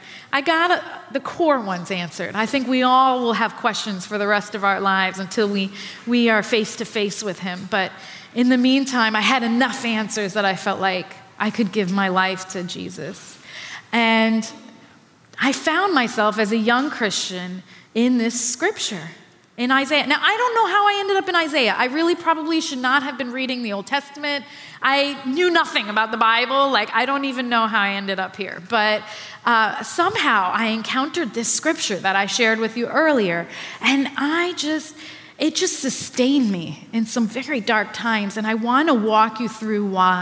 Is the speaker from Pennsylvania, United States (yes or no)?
no; New York, United States; as a New Yorker